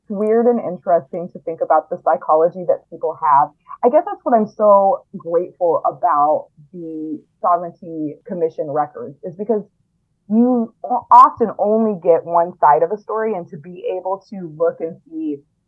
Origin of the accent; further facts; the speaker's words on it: Biloxi, Mississippi, United States; I grew up in Biloxi